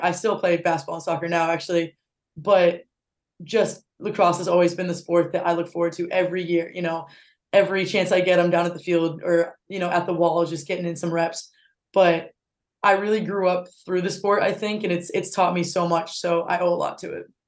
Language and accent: English; North Attleborough, Massachusetts, United States; it's my hometown, so back in North Attleboro.